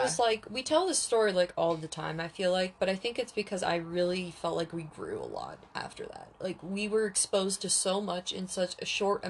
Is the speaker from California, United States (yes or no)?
no; Oregon, United States; We're also from Oregon